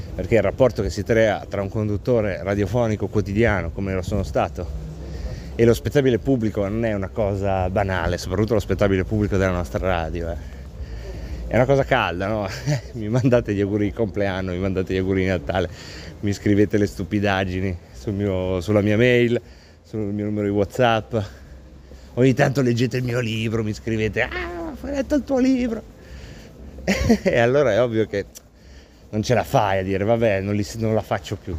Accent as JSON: {"language": "Italian", "town": "Varese", "region": "Lombardy", "country": "Italy", "moved": "yes", "said": "Io sono di Varese"}